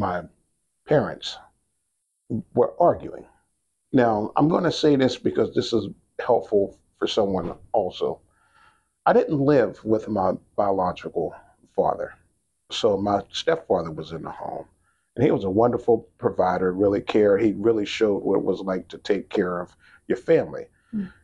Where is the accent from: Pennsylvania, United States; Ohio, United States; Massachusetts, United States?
Pennsylvania, United States; Pittsburgh; originally from Pittsburgh, Pennsylvania, born on the north side. I'm going to say north side. Today it's North Shore, but north side. Then grew up in Homewood and then East Liberty as well.